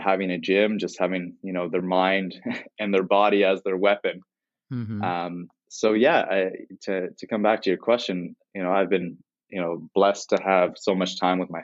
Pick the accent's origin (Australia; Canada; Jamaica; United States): Canada; Toronto, Ontario; So I'm from Toronto, Canada